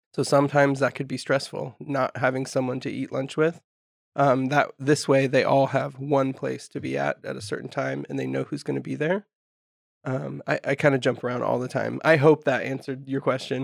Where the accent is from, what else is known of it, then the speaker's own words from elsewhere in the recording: Humboldt County, California, United States; I'm local, so I'm from Humboldt County, grew up here